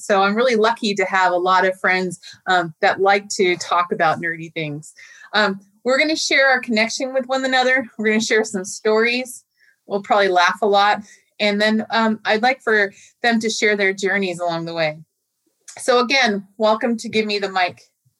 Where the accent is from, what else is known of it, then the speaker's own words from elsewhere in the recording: Tacoma, Washington, United States; I came to Tacoma in 1975 when my father was stationed at McCord Air Force Base. I grew up in Tacoma in the Tacoma School District. I graduated from Lincoln High School, and I spent my undergraduate and graduate career at Washington State University, where I studied geology.